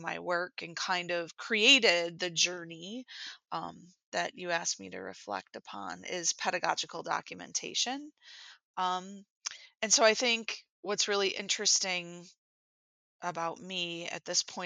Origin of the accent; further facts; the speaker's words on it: Buffalo, New York, United States; I am from Buffalo, New York, where I am an instructional designer